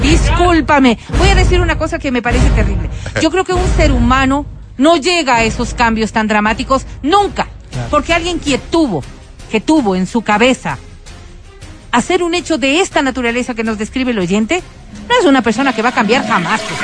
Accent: Colombia; yo como colombiana

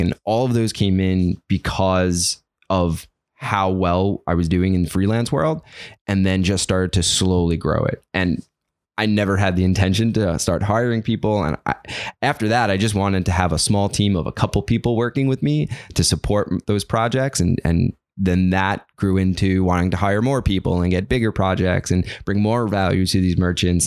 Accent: New York City, New York, United States; I grew up in, in South Brooklyn in, uh, in a neighborhood called Gravesend

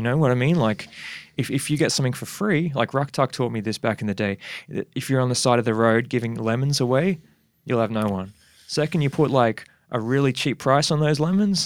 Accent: Perth, Western Australia, Australia; now in Brisbane, Australia; I was born in Perth in Subiaco.

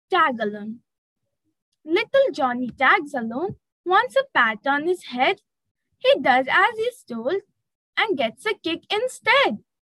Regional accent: Siliguri, West Bengal, India; from Siliguri, West Bengal.

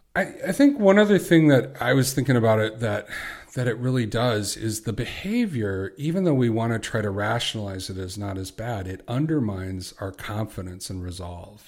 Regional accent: Chicago, Illinois, United States; I'm from Chicago

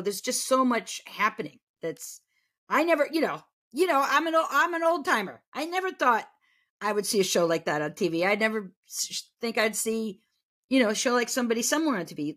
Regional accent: New England, United States; I grew up in New England, and, but I was from a small town in New England

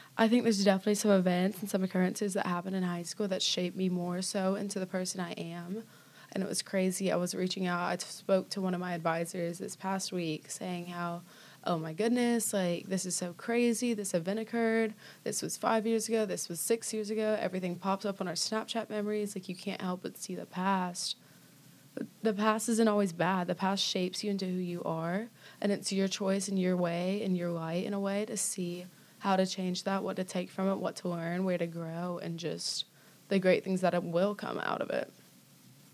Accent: Destin, Florida, United States; moved away as an adult; now in Birmingham, United States; I grew up in Destin, Florida.

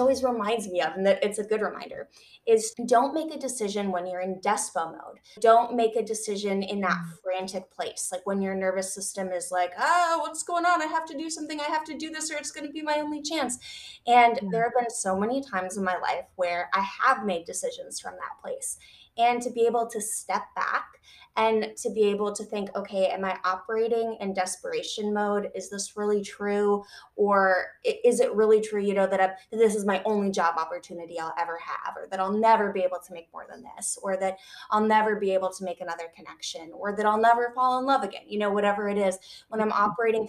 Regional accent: Michigan, United States; I grew up in Michigan

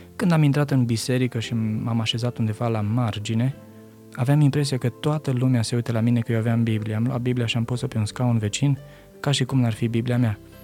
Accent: Romania; moved away as an adult; sunt român

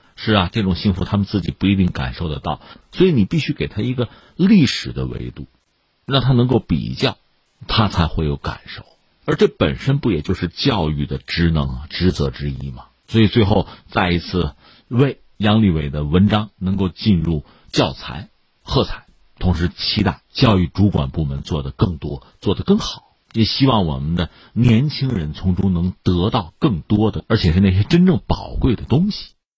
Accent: China; 我们中国人

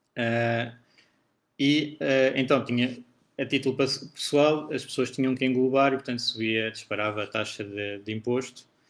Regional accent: Portugal; eu sendo português e residente em Portugal

